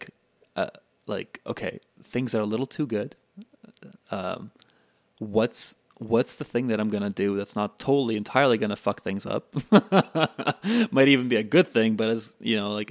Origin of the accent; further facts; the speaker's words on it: Canada; I grew up in Canada.